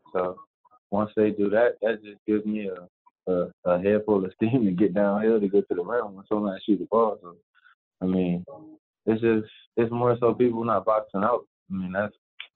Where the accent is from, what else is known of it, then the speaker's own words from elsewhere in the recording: Chester, Pennsylvania, United States; where I'm from Chester, PA